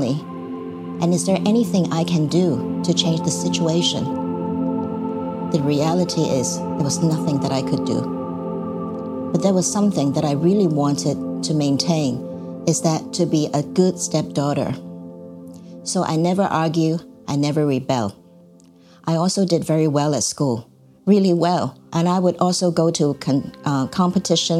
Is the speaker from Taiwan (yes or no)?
yes; Taiwan; moved away; also born or lived in Hong Kong; I followed my mother to Taiwan for her second marriage when I was young